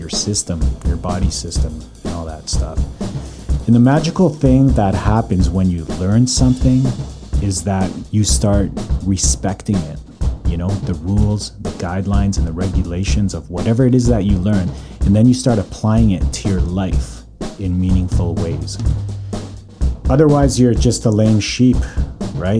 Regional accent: Calgary, Alberta, Canada; now in North Vancouver, Canada; born and raised in Calgary. Currently living in North Vancouver

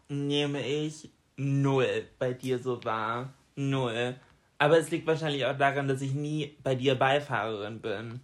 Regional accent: Germany; bei uns in Deutschland

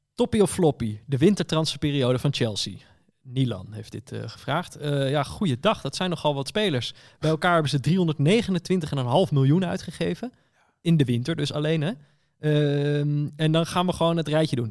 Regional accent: Netherlands; ik ben Nederlander.

